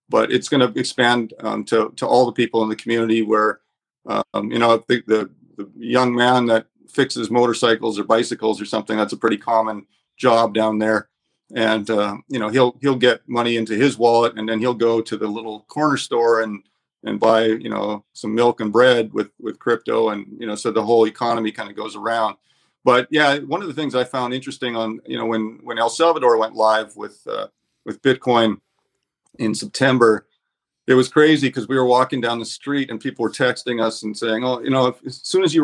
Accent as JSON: {"language": "English", "country": "Canada", "lives_now": "Panama/Nicaragua", "said": "I'm I'm a Canadian citizen, but I, I haven't been in Canada for a number of years."}